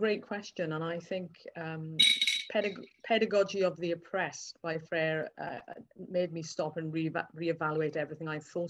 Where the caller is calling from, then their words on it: South Wales, United Kingdom; I'm currently phoning in from South Wales